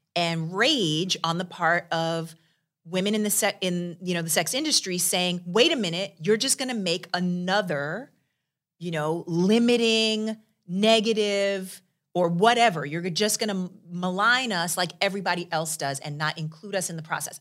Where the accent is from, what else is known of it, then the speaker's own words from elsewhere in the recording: New York, United States; I'm from New York